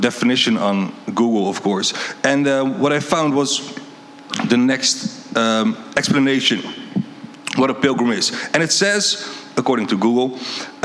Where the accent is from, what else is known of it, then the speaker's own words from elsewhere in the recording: Netherlands; moved away; I'm from Holland.